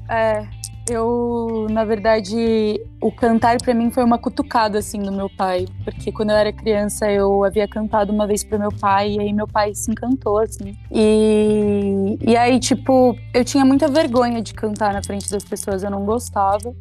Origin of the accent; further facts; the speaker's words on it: Itapevi, São Paulo, Brazil; also born or lived in Campinas / Guaianases, São Paulo; Eu sou de Itapevi. Eu sou nascida e fui criada em Itapevi